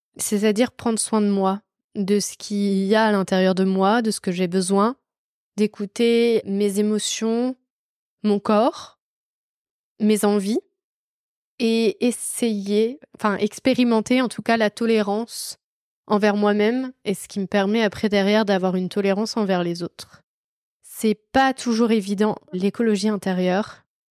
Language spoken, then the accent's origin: French; France; la chance que j'avais d'être française